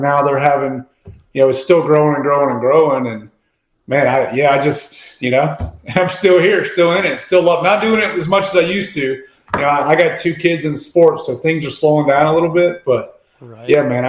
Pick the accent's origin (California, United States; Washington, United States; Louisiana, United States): Louisiana, United States; moved away as an adult; also born or lived in Atlanta, Georgia / Nashville, Tennessee; I fished growing up in Louisiana.